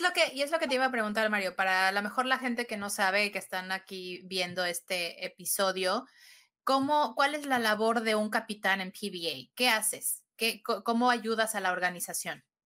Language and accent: Spanish; Mexico; yo soy mexicana viviendo en México